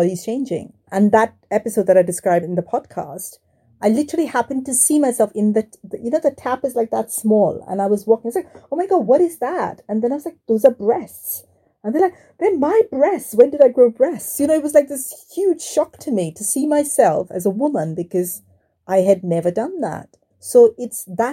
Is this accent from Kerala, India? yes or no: no; Mumbai, Maharashtra, India; moved away; I grew up in Mumbai in a very traditional Indian family in what was essentially a slum, so we were very poor.